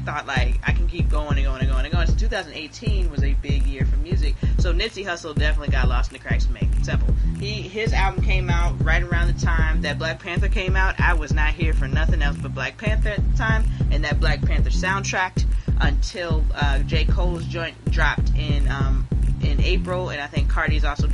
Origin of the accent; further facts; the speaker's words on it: Jamaica; I'm Jamaican. So, I'm also Jamaican.